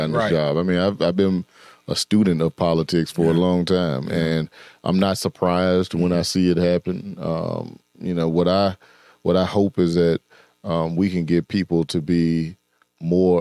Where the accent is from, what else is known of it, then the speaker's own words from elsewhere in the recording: Memphis, Tennessee, United States; I'm from Memphis